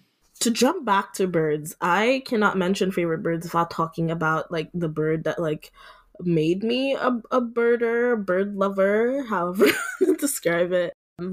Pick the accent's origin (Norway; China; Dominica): Dominica; now in San Francisco, United States; I am from the Commonwealth of Dominica in the Caribbean. It's not the Dominican Republic, I promise.